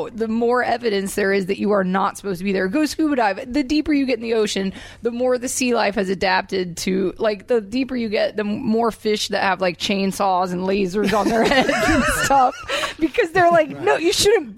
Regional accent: Georgia, United States; I'm from Georgia

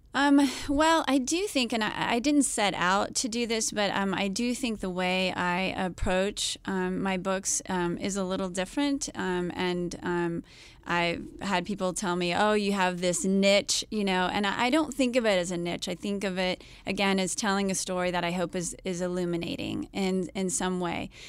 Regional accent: United States; I'm American

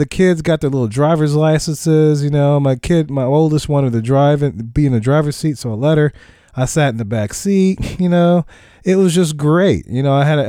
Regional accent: New Orleans, Louisiana, United States; I'm from New Orleans

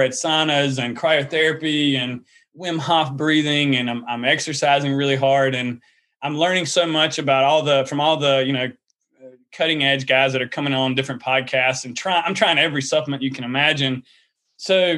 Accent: the South, United States; accent: Southern; you can hear my Southern accent

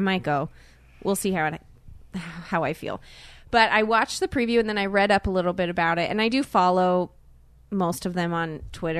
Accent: South Korea; born there; It's very confusing. I know. I'm not Asian, but I was born in Korea.

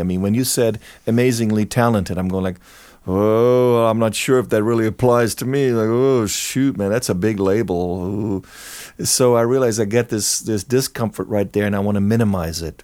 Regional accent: near Cologne, North Rhine-Westphalia, Germany; moved away as an adult; now in Los Angeles, United States; I grew up in Germany. Um, in Cologne, very close, small town close to Cologne

